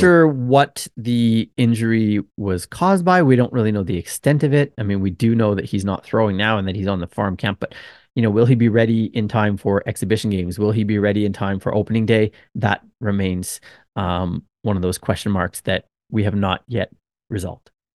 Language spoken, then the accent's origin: English; Canada; also born or lived in Okinawa, Japan; now in Japan; I'm a Canadian